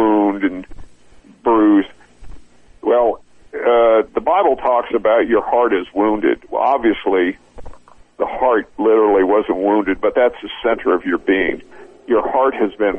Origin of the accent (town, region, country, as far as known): United States